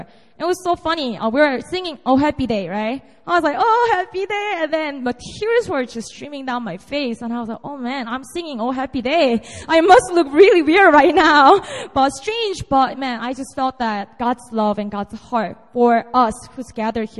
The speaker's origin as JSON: {"language": "English", "country": "South Korea", "tie": "born or raised there", "moved": "as an adult", "lives_now": "Seoul, South Korea", "said": "And this is my hometown. This is my territory. I was born and raised here up to about 19, and then I moved to Seoul to go to college"}